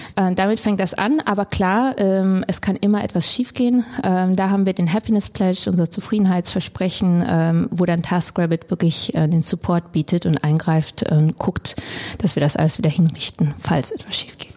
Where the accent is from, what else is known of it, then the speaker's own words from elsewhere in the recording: Krefeld, North Rhine-Westphalia, Germany; moved away as an adult; also born or lived in Hamburg; ich bin in Deutschland geboren, aufgewachsen in Krefeld ähm, bin dann zum Studium nach Hamburg gekommen